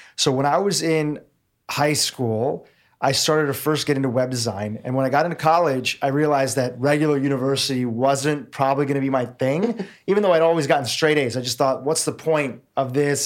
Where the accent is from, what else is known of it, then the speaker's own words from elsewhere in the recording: Nairobi, Kenya; I was born in Nairobi, Kenya. My family is fourth generation Kenyan.